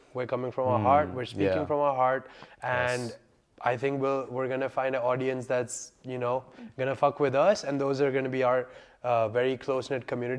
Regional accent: India; now in Delhi, India; India. I'm an Indian. I'm 25 years old. I'm an Indian. I live in Delhi.

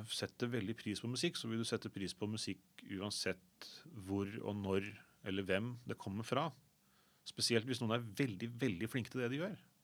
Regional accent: Sandefjord, Vestfold, Norway; moved away as an adult; now in Oslo, Norway; jeg anser fortsatt Sandefjord som hjembyen min

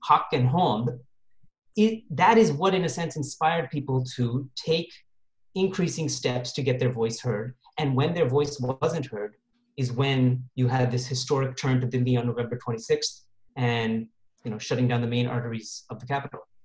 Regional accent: Toronto, Ontario, Canada; also born or lived in Moga district, Punjab; I was born in Toronto actually and grew up in the West

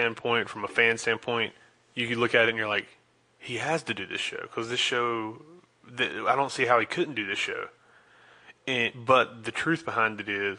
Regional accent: Charlotte, North Carolina, United States; We're from the Charlotte area, if people that don't know.

